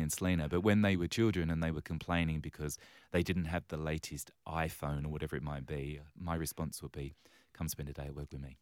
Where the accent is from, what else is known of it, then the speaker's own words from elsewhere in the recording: London, United Kingdom; now in Western Australia, Australia; I was born and raised on the wrong side of the railway tracks in London town.